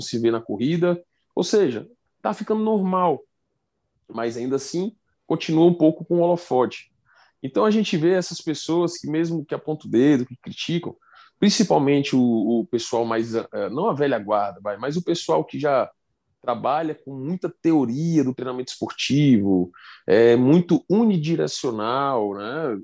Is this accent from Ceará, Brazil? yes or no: yes; Fortaleza, Ceará, Brazil; sou de Fortaleza